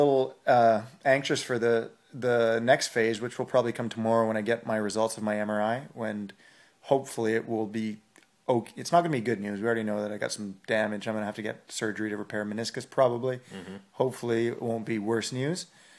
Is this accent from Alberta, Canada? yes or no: yes; Alberta, Canada; Yeah, I'm from Northern Alberta, so I was screaming.